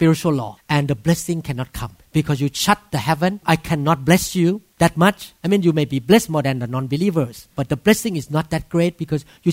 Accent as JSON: {"language": "English", "country": "Thailand", "second_language": "English", "moved": "as an adult", "lives_now": "Seattle, United States", "said": "I'm a doctor, a neurosurgeon from Thailand"}